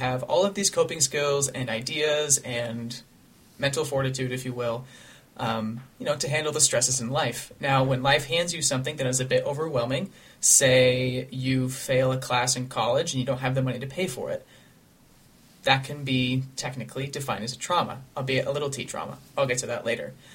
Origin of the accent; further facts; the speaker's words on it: Colorado, United States; Ethan and I grew up in that district of Columbine High School.